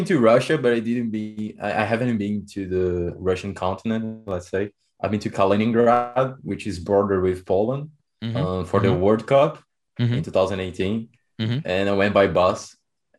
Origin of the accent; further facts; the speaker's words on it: Brazil; us Brazilians